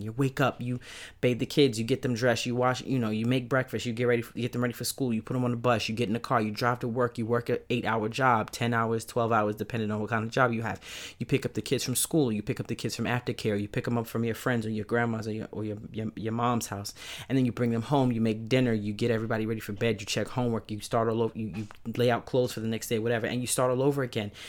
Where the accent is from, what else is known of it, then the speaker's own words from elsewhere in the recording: New York City, New York, United States; accent: Brooklyn; moved away as an adult; now in Atlanta, United States; I currently live, um, just outside of Atlanta, but I'm a native New Yorker, Brooklyn to the bone, East New York to be pre-, precise